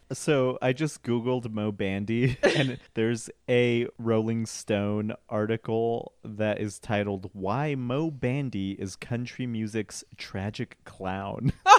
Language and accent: English; Colorado, United States; I'm from Colorado